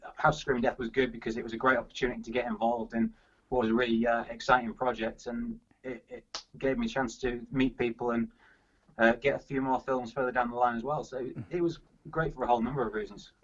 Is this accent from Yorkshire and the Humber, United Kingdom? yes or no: yes; Yorkshire and the Humber, United Kingdom; moved away as an adult; also born or lived in Loughborough / Birmingham / London; I'm a Yorkshire man from Yorkshire, and I'm, I'm back in Yorkshire now